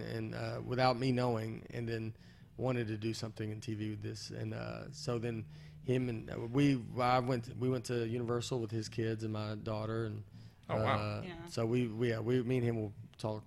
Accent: Nashville, Tennessee, United States; accent: Southern; moved away as an adult; also born or lived in Los Angeles; We moved from Los Angeles back to Nashville, where I'm from, to raise our daughter. My parents live in Nashville

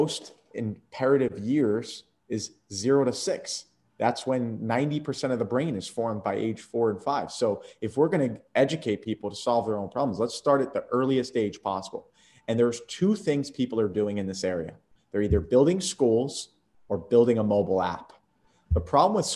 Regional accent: Atlantic City, New Jersey, United States; moved away as an adult; also born or lived in Philadelphia / Tampa, Florida; I was lucky enough to be born in Philadelphia and raised in Atlantic City area

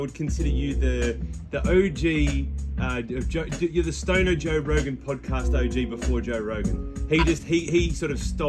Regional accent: Australia; also born or lived in Ireland; So born in Ireland, raised in Australia.

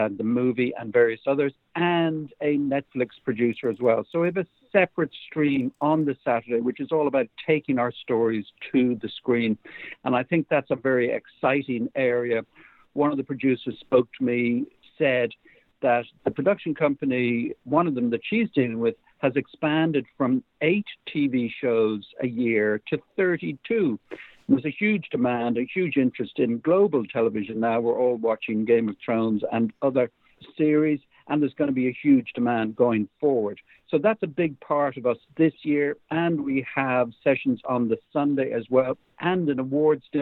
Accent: Ireland; I'm from Ireland. I live in Dublin

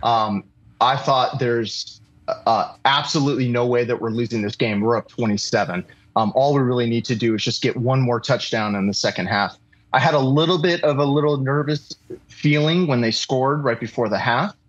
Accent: Los Angeles, California, United States; moved away as an adult; also born or lived in New York / Santa Barbara / San Diego; I grew up in Los Angeles

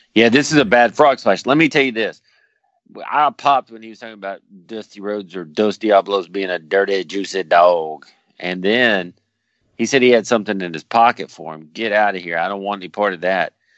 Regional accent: Dallas, Texas, United States; I'm from Dallas

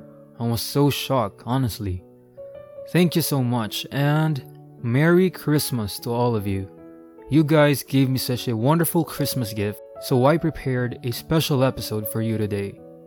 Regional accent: Sacramento, California, United States

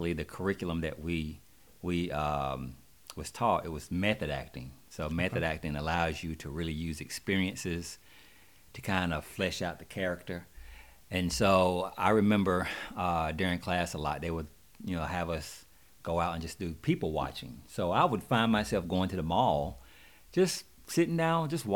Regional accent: Monroe, North Carolina, United States; moved away as an adult; now in Atlanta, United States; I'm actually from Monroe, North Carolina, right outside of Charlotte

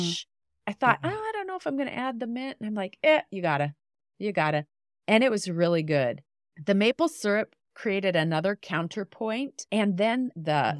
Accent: Western Montana, United States; moved away as an adult; I grew up in Western Montana, and we have recently returned to my little small town, my small hometown

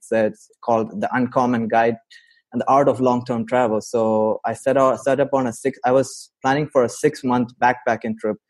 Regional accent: Saudi Arabia; also born or lived in India; now in United States; I grew up in Saudi Arabia. I'm from India, but I spent most of my adult life in US.

